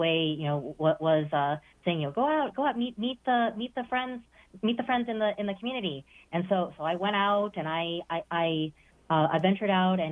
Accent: the Midwest, Ohio, United States; as a child, growing up in the Midwest

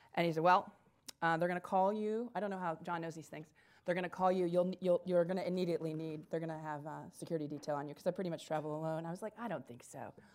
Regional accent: Indiana, United States; now in Dayton, United States; I'm originally from Indiana

